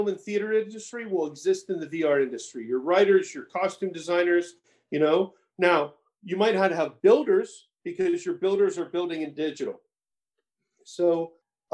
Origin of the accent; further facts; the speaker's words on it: Orlando, Florida, United States; moved away as an adult; I grew up in Orlando, right? From middle school, high school